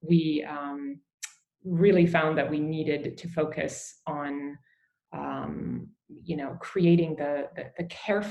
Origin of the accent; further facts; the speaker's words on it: Canada; I grew up in Canada. My parents were from England.